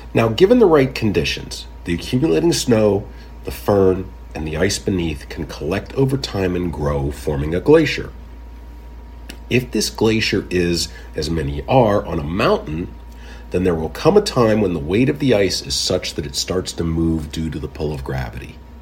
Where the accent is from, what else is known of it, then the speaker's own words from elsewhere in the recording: Pittsburgh, Pennsylvania, United States; growing up in the Pittsburgh area with its steep valleys